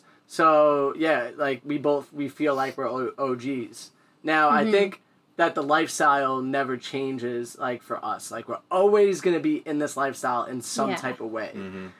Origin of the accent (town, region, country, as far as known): Illinois, United States